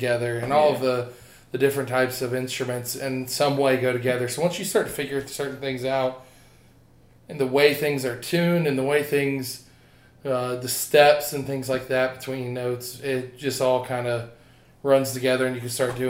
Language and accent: English; Molino, Florida, United States; Yeah, I'm from Molino